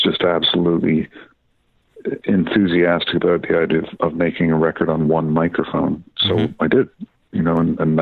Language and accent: English; Deep River, Ontario, Canada; I grew up in a town in Ontario, about literally sort of halfway between Ottawa and North Bay on Highway 17, called Deep River